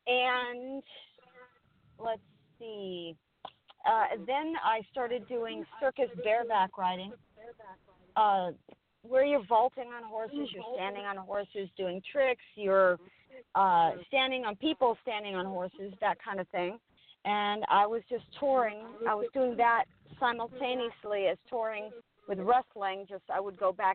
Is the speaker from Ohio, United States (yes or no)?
no; Redondo Beach, California, United States; I hail from Redondo Beach originally